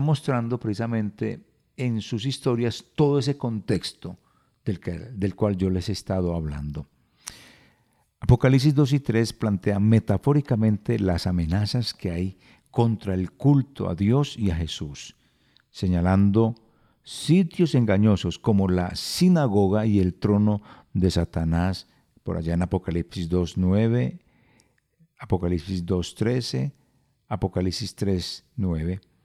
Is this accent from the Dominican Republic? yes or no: no; Colombia; si nosotros como colombianos no observamos